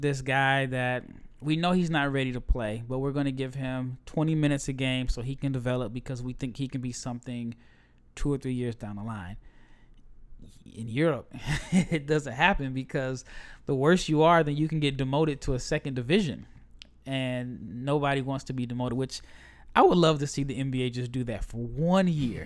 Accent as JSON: {"language": "English", "country": "United States", "said": "as an American"}